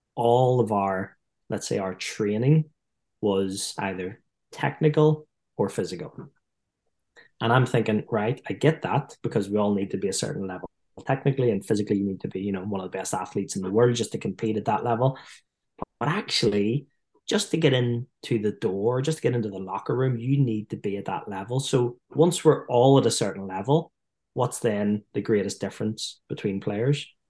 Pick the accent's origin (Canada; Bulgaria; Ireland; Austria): Ireland; accent: Irish; being Irish